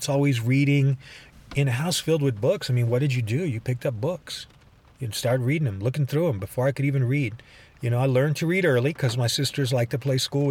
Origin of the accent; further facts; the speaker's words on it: Dallas, Texas, United States; moved away; also born or lived in Boston, Massachusetts / Asheville, North Carolina; growing up in Dallas, Texas